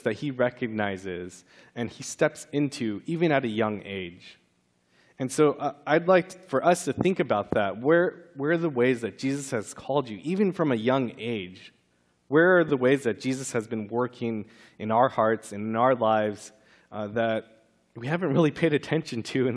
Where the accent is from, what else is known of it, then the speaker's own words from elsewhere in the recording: California, United States; growing up in California, that's right when we moved churches